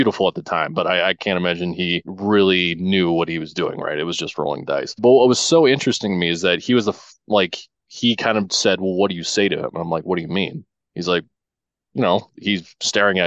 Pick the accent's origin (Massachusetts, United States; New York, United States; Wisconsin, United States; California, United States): California, United States; Humboldt County, Northern; growing up in Northern California and just a small rural community about 300 miles south of Portland, 300 miles north of San Francisco in a place called Humboldt County